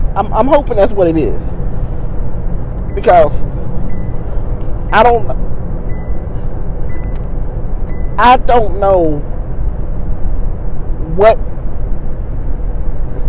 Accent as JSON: {"language": "English", "region": "West Virginia", "country": "United States", "moved": "as an adult", "lives_now": "Kentucky, United States", "said": "I'm from West Virginia. And I know we have mountains to protect us from the wind"}